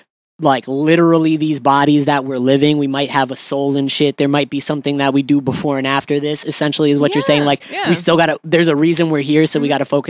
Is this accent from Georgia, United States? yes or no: yes; Atlanta, Georgia, United States; I'm from Atlanta.